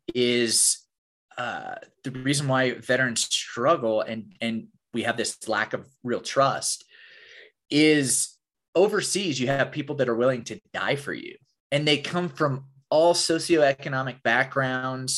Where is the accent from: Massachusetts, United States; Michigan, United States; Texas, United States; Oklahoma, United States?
Oklahoma, United States; I grew up in Oklahoma in the buckle of the Bible Belt